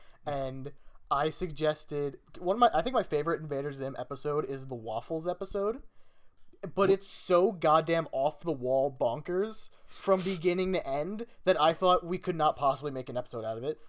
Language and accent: English; Canada; Because I'm Canadian.